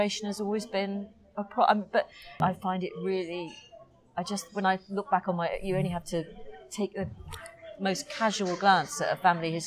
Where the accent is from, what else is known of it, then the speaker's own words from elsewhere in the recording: Crosby, North West England, United Kingdom; also born or lived in Liverpool; And obviously I grew up in Crosby, which is about 5 miles north of Liverpool